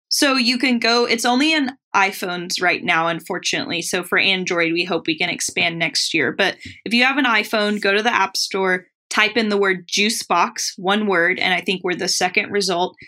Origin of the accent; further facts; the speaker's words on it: Tennessee, United States; I grew up in Tennessee